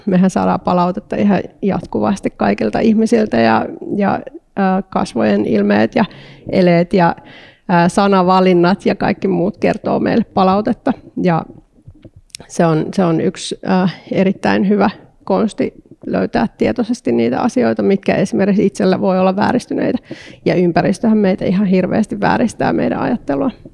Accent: Eastern Finland, Finland; also born or lived in Porvoo, Finland; now in Helsinki, Finland; mä oon Itä-Suomesta kotoisin

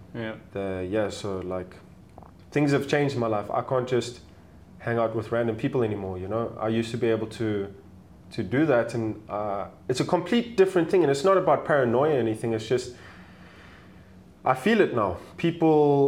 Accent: South Africa; accent: South African; moved away; also born or lived in Germany / Colombia; I was born and raised in South Africa, to a South African mom. And to a German dad, and I lived a couple of years in Germany

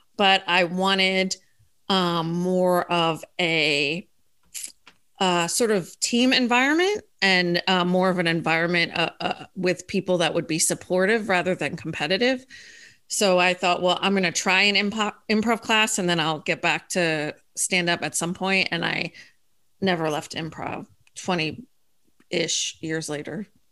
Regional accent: Philadelphia, Pennsylvania, United States; moved away as an adult; also born or lived in Denver, Colorado; now in Florida, United States; I'm from Philadelphia originally

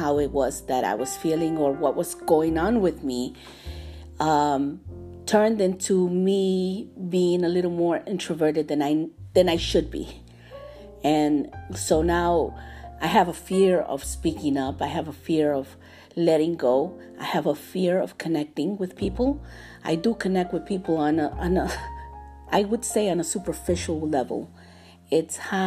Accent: New York City, New York, United States; I grew up in New York City.

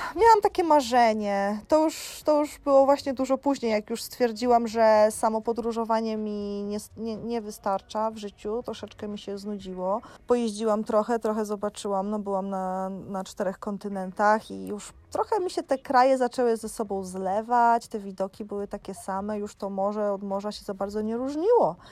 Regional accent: Jarosław, Subcarpathian Voivodeship, Poland; moved away as an adult; also born or lived in Dominican Republic / Iceland / Jordan; now in Tenerife, Spain; u siebie w Jarosławiu

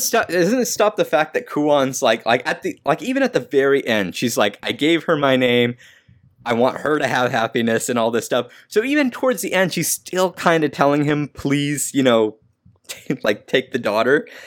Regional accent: California, United States; I'm from California

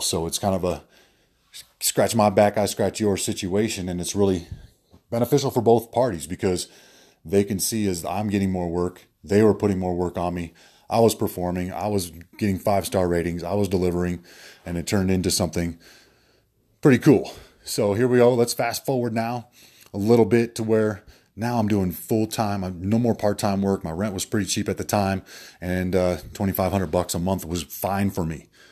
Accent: Denver, Colorado, United States; moved away as an adult; also born or lived in Atlanta; I'm originally from Denver here

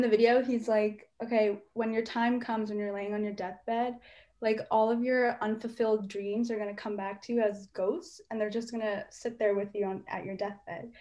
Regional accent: United States; as an indian american

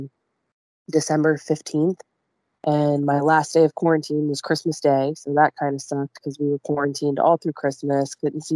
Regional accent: Youngstown, Ohio, United States; I am from Youngstown, Ohio. I live in a little suburb outside of Youngstown, which is Camel, Ohio

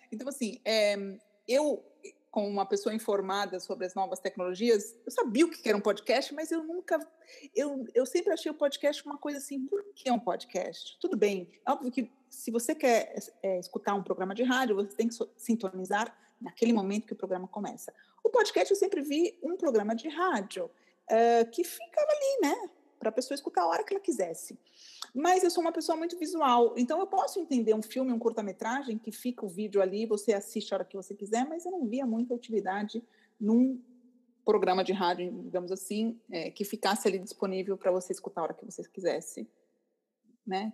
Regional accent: São Paulo, Brazil; moved away as an adult; now in Milan, Italy; sou paulista, tenho 43 anos e há 15 anos moro em Milão

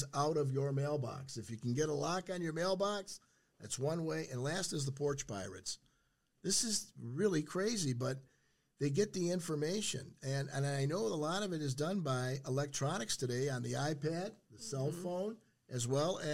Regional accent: St. Clair Shores, Michigan, United States; I grew up in St. Clair Shores near the water

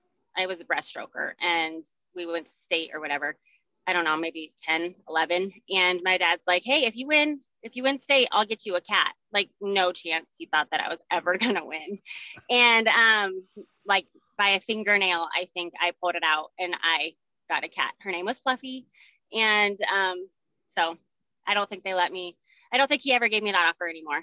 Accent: Highlands Ranch, Colorado, United States; I was born and raised here in Colorado. I grew up in Highlands Ranch

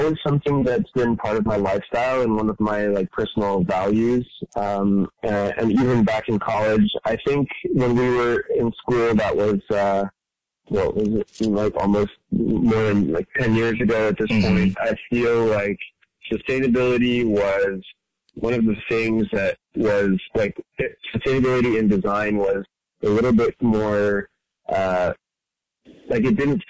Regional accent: France; moved away as an adult; also born or lived in Dubai; now in San Francisco, United States; I'm an artist and designer living in San Francisco. I grew up in France and Dubai and moved to America for university, and I've been here ever since.

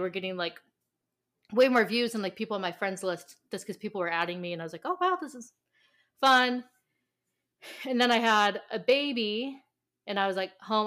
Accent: California, United States; I'm from California

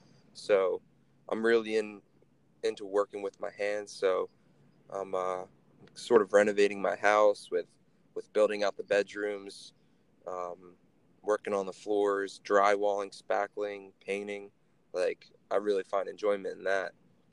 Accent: Levittown, Pennsylvania, United States; I'm from fucking Levittown.

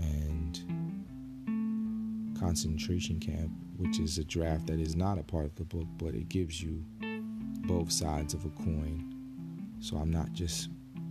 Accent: Newark, New Jersey, United States; growing up in Newark

